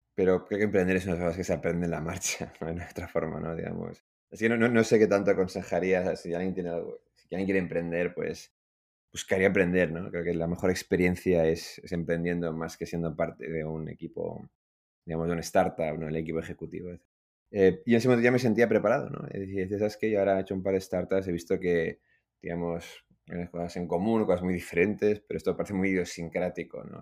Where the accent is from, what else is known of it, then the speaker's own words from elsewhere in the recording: Madrid, Community of Madrid, Spain; moved away as an adult; also born or lived in Iran / London; Yo crecí en Madrid, que es lo que explica el, acento